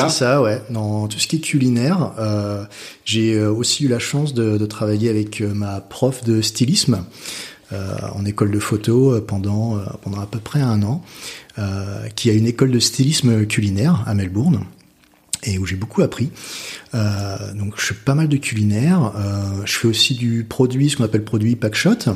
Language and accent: French; France; moved away as an adult; also born or lived in London, United Kingdom / Australia; je suis parti de la France. Euh, je suis parti du Nid à, 19 ans en Angleterre